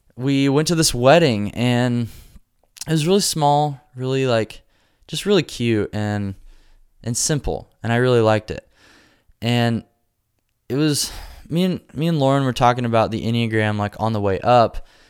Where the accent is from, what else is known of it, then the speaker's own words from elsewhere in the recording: Nebraska, United States; now in Nashville, United States; I'm from Nebraska.